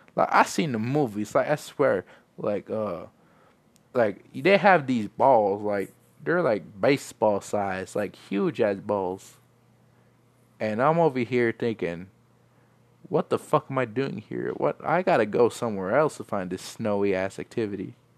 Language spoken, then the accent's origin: English; El Paso, Texas, United States; I'm from El Paso